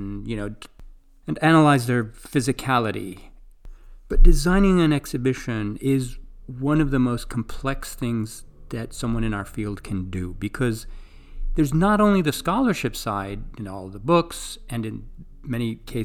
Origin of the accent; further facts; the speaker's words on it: Greece; moved away; I grew up in Greece